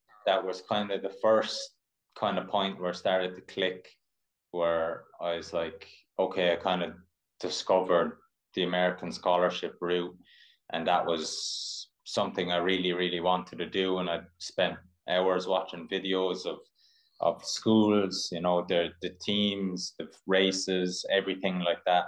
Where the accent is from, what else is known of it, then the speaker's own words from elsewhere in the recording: Ireland; also born or lived in Mississippi; I'm an Irish distance runner or endurance athlete.